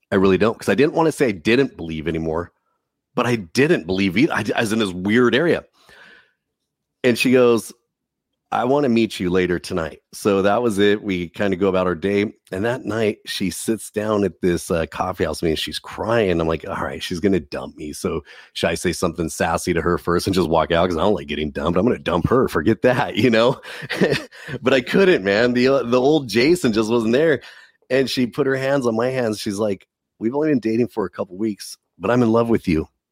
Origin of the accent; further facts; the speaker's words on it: Southern California, United States; Growing up in Southern California